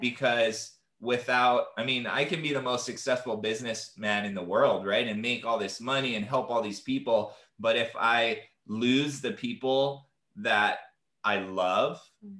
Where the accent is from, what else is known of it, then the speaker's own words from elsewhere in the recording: Hawaii, United States; growing up in Hawaii, and I'm a native Hawaiian um, from this land